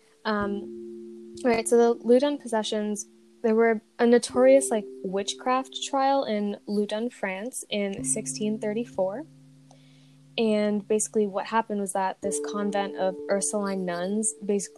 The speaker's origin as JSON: {"language": "English", "area": "near Salem", "region": "Massachusetts", "country": "United States", "tie": "born or raised there", "said": "growing up near Salem"}